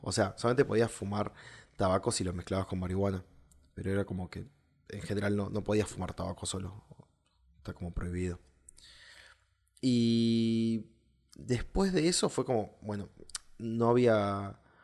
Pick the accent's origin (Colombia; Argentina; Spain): Argentina; southern Argentina; yo soy del sur de Argentina